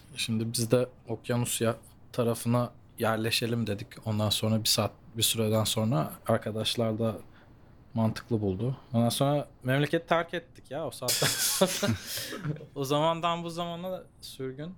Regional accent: Los Angeles, California, United States; moved away as an adult; also born or lived in Santa Monica / Melbourne, Australia; now in South Korea; ben doğma büyüme şeyden geliyorum bu arada. Los Angeles'tan geliyorum

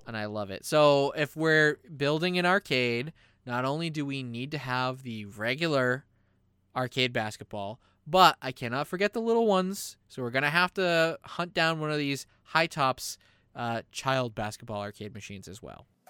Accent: United States; we're American.

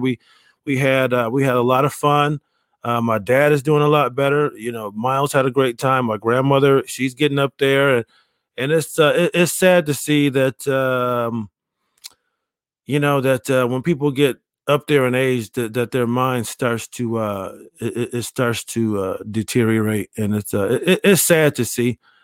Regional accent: Rochester, New York, United States; moved away; my hometown of Rochester, New York

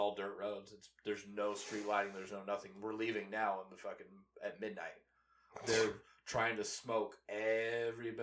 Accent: Kansas City, United States; we're from Kansas City

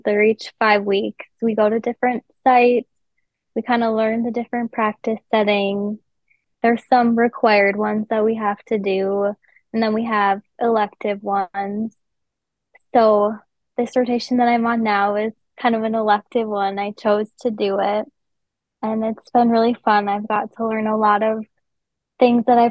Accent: West Fargo, North Dakota, United States; I'm from West Fargo

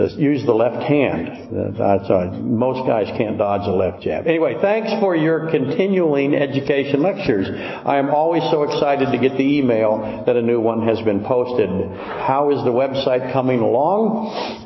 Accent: Whittier, Alaska, United States; I grew up in Whittier

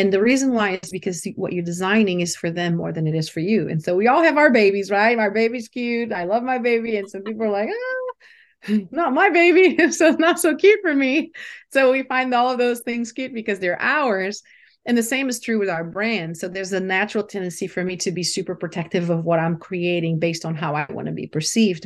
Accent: Brazil; moved away; also born or lived in London; I was born in Brazil and, uh, you know, raised in a, in a country where spirituality is everywhere

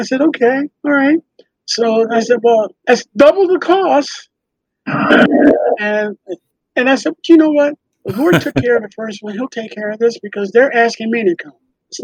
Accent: New York, United States; born there; now in Philadelphia, United States; There were some technical difficulties in finding my birth certificate because I was born in New York. Wasn't here in Philly.

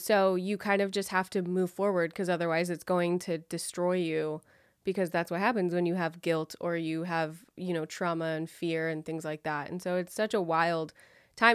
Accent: West Sacramento, California, United States; I'm from West Sacramento, which is not exactly Sacramento

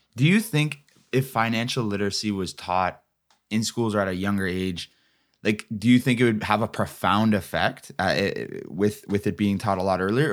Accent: Ontario, Canada; I'm from Ontario

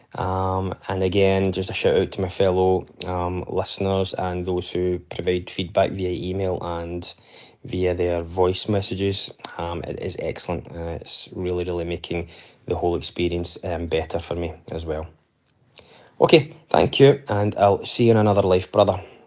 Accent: Scotland, United Kingdom; I'm from Scotland

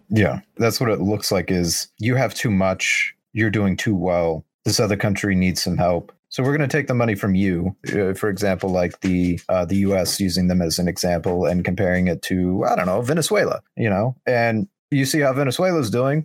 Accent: United States; as an American

